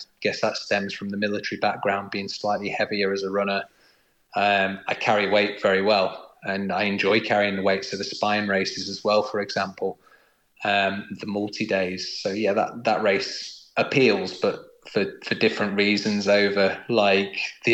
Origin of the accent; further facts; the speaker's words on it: United Kingdom; being a Brit